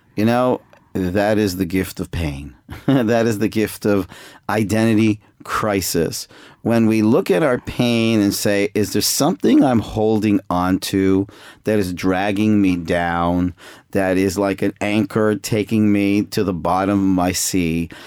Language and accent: English; Toronto, Ontario, Canada; moved away as an adult; now in Jerusalem, Israel; I'm I'm originally from Canada, Toronto, uh, but I moved to I went to Israel when I was 18 and ended up staying there. So I live in Israel right now in Jerusalem